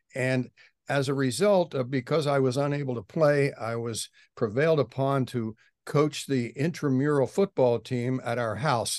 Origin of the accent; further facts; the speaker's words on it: Philadelphia, Pennsylvania, United States; moved away as an adult; now in Washington, United States; I grew up in Philadelphia in a section called Germantown